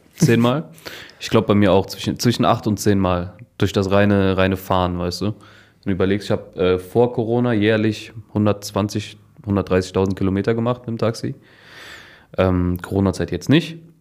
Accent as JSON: {"language": "German", "town": "Cologne", "region": "North Rhine-Westphalia", "country": "Germany", "said": "bei uns in Kölle"}